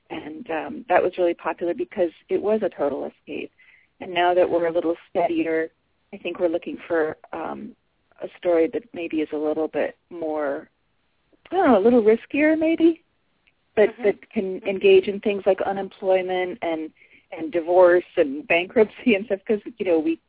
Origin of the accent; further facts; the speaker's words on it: New England, United States; I'm from New England. I'm you know, like a seventh-generation New Englander.